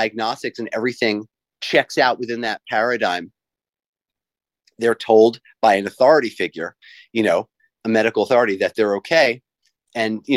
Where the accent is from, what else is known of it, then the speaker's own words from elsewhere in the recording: New York City suburbs, United States; now in Hilton Head, United States; I'm from New York, the New York City kind of suburban area. I was born in New York City and then raised a little bit north of that.